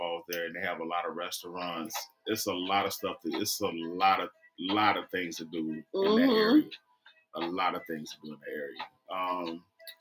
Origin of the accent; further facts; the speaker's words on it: the South, United States; I'm from the South